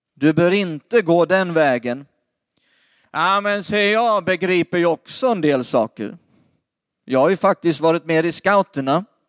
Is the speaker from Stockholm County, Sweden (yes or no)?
no; Lidköping, Västra Götaland, Sweden; Det mesta av min släkt bor runt Lidköping eller i Lidköping, det är där vi kommer ifrån.